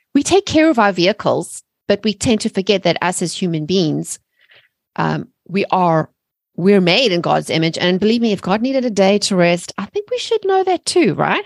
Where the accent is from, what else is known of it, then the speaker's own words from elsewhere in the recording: South Africa; moved away as an adult; now in United States; I'm originally from South Africa, and Ameri-, and I've been living in America for seventeen years